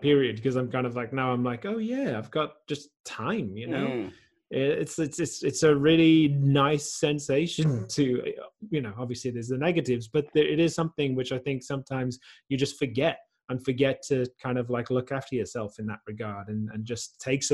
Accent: South Wales, United Kingdom; moved away as an adult; also born or lived in London / Australia; now in Netherlands; I grew up in South Wales, and then I lived in London for a while.

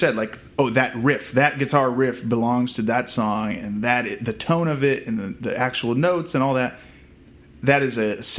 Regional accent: Virginia, United States; moved away as an adult; also born or lived in Vermont / Kansas City, Kansas / Boston; now in Los Angeles, United States; I was born in Vermont, and then moved as an infant to Kansas City, Kansas. And then from there, when I was about 10 years old, I moved to Virginia. Then went to college in Boston. So I had lived my entire life on the eastern half of the country.

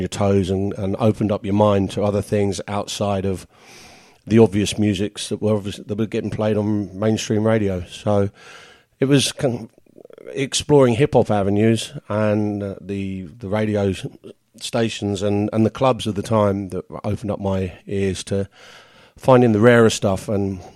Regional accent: Tolworth, London, United Kingdom; the Record Exchange in my hometown of Tolworth, which is just not too far from Kingston-upon-Thames in the UK

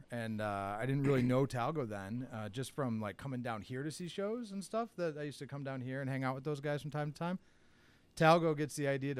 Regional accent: Endicott, New York, United States; moved away as an adult; also born or lived in Adirondacks, New York; I grew up down in Binghamton.

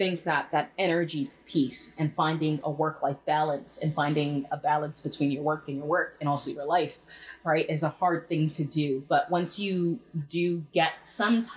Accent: Jamaica; I am Jamaican, and growing up Jamaican and within the Black culture

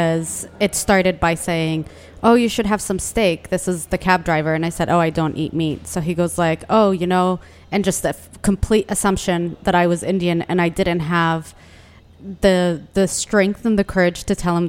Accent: Yemen; now in Washington, D.C., United States; I'm a Durka from Yemen

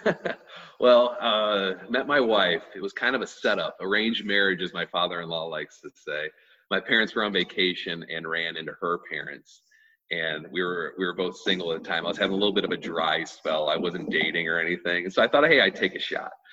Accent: Oakville, Missouri, United States; we grew up in Oakville, we grew up in Oakville

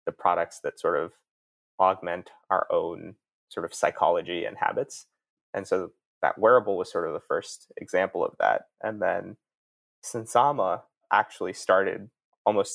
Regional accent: East Coast, United States; moved away as an adult; also born or lived in Palo Alto; I grew up out on the East Coast, went to college out there

